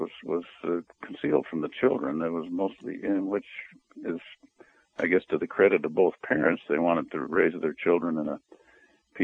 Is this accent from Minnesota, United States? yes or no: no; Denver, Colorado, United States; also born or lived in Utah / Arizona; now in Alaska, United States; I was born and raised in Denver, Colorado, lived most of my life in Alaska